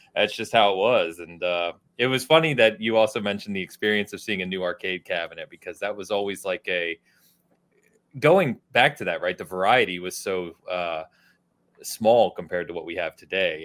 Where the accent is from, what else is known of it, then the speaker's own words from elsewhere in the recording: outside of Philadelphia, Pennsylvania, United States; I grew up outside of Philadelphia